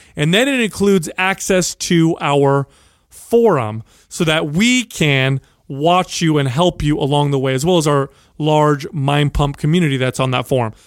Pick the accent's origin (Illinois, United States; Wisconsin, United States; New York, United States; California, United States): California, United States; San Jose; a young man growing up in San Jose, uh, the product of uh, Sicilian immigrants